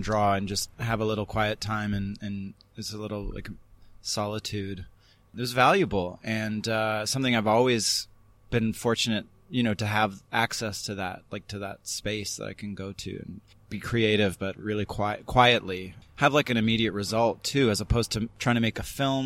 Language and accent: English; Canada; also born or lived in New York, United States; now in Los Angeles, United States; I was from the West Coast, from Canada